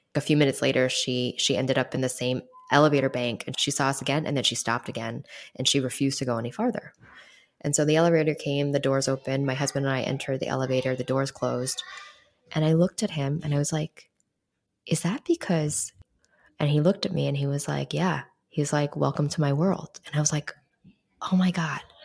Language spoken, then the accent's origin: English; New York City, New York, United States; I grew up in New York City